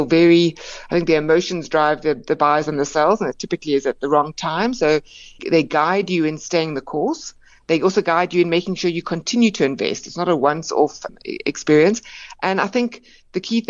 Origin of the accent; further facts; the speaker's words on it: South Africa; as South African investors